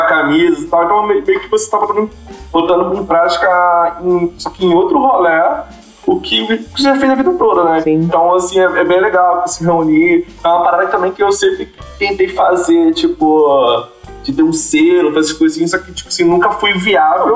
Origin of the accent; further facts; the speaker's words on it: Rio de Janeiro, Brazil; eu sou de Guadalupe, nunca tive dinheiro.